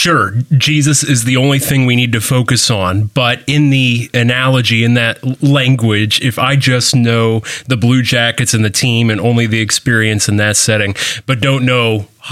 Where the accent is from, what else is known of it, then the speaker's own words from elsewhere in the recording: Columbus, Ohio, United States; moved away; I'm from Columbus originally